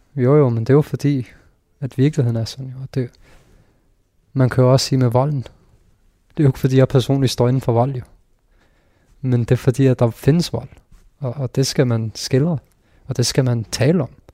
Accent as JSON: {"language": "Danish", "country": "Denmark", "tie": "born or raised there", "said": "jeg er født i Danmark"}